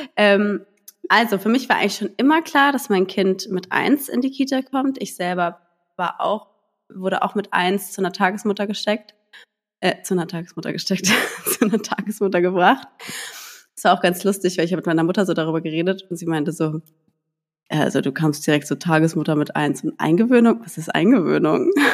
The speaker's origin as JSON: {"language": "German", "area": "a village near Heidelberg", "region": "Baden-Württemberg", "country": "Germany", "moved": "yes", "lives_now": "Berlin, Germany", "said": "ich komme ja aus dem Dorf, ähm, aus Heidelberg, also einer kleinen Stadt und da bei einem Dorf."}